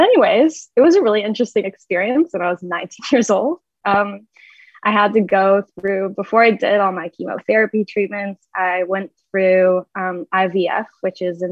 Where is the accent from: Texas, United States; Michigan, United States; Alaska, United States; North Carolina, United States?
Michigan, United States; ended up going to the University of Michigan, which is about 45 minutes from my hometown